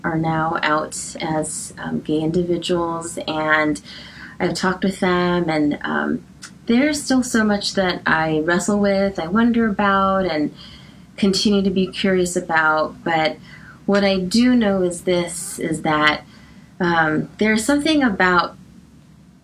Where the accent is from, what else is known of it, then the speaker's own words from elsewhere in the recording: Los Angeles, California, United States; I was born and raised in Los Angeles, specifically Hacienda Heights, and I've always lived in the San Gabriel Valley